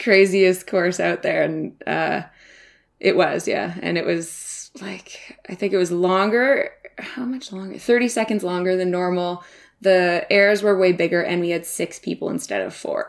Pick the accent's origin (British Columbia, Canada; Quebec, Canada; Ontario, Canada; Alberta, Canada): British Columbia, Canada; Whistler; I grew up in Whistler, B C, like I just said, and it's a ski town.